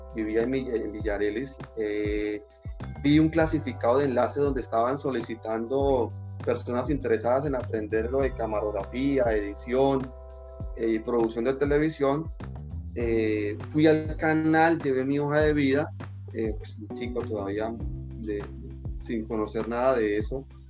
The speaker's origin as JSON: {"language": "Spanish", "town": "Barrancabermeja", "region": "Santander", "country": "Colombia", "said": "soy de Barranca Bermeja"}